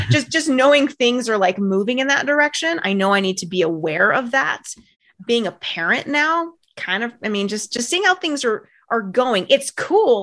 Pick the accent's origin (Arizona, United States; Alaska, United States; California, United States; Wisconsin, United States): California, United States; Bay Area; I grew up in the Bay Area